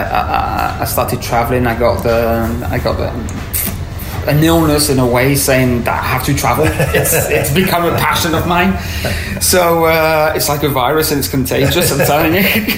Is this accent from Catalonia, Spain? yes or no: no; Tenerife, Canary Islands, Spain; also born or lived in France / Madrid; I was born in France from French parents, but by the age of four, we decided to move to Tenerife in the Canary Islands. And this is where I grew up.